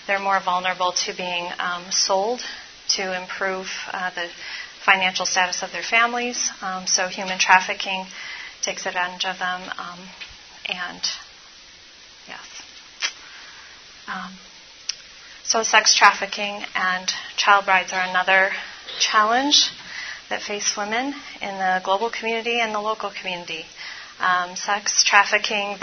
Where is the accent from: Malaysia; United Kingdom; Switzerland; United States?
United States; Baltimore, Maryland; I'm from Baltimore